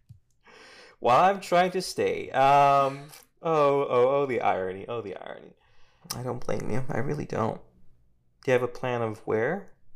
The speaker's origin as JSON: {"language": "English", "country": "South Korea", "moved": "yes", "lives_now": "United States", "said": "I'm from Korea"}